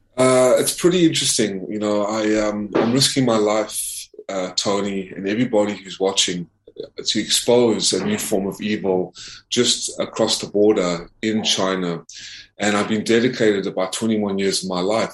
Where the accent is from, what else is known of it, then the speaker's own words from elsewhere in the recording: South Africa; now in United States; I, was born in South Africa